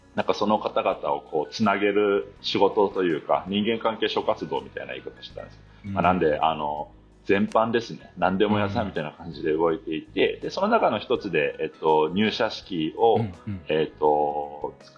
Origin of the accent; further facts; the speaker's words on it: rural Hokkaido, Japan; 僕、その北海道の片田舎出身なんですよね。